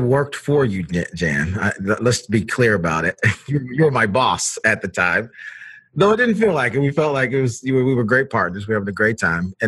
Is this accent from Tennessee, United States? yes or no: yes; Knoxville, Tennessee, United States; moved away as an adult; also born or lived in Ohio; I was born in Knoxville, Tennessee. So I am I'm a Southern gentleman by birth, at least.